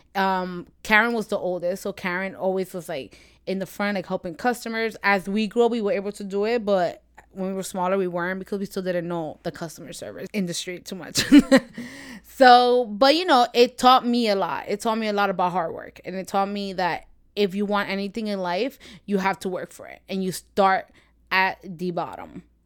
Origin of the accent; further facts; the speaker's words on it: New York, United States; I'm from New York, born and raised